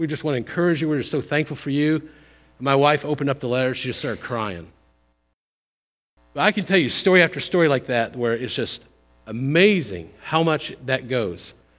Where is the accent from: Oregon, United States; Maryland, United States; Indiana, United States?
Indiana, United States; Brownstown; also born or lived in Seymour, United States; I was born in Seymour, grew up in Brownstown. I went to Indiana State University.